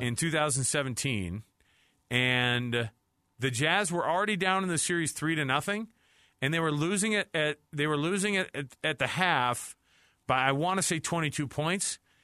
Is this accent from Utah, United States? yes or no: yes; Utah, United States; we're from Utah